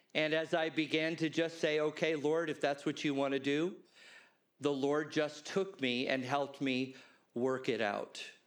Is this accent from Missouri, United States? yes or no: no; Los Angeles, California, United States; I grew up in Los Angeles